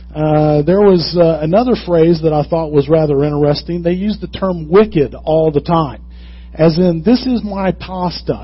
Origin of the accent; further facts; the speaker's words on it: the South, United States; I'm from the South